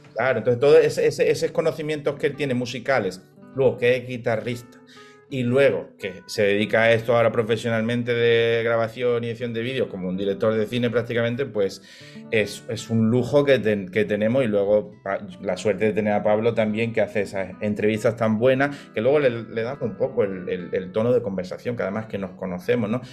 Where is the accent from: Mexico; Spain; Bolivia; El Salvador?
Spain; Málaga, Andalusia; soy de Málaga